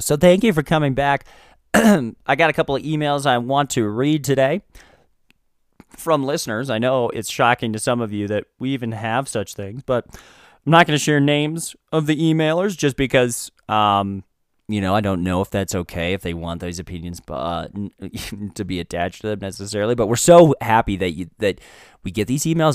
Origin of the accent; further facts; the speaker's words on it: United States; as an American